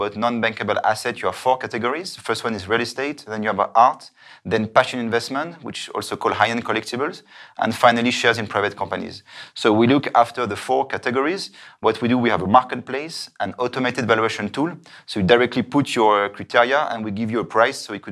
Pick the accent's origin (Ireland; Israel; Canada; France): France; Paris, Île-de-France; moved away as an adult; also born or lived in New York / Dubai; now in Zurich, Switzerland; I'm from France. I grew up in Paris.